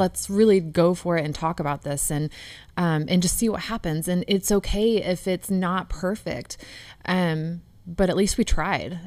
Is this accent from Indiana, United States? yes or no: yes; Upland, Indiana, United States; I'm from Upland, Indiana